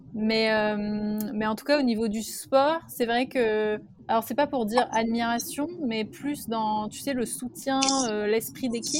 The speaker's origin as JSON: {"language": "French", "country": "France", "said": "comme nous on peut avoir en France"}